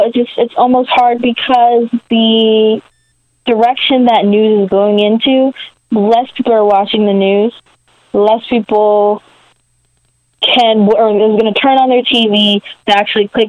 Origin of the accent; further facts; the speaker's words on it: Maryland, United States; I'm from Maryland, but I'm from like the D.C. part of Maryland called the DMV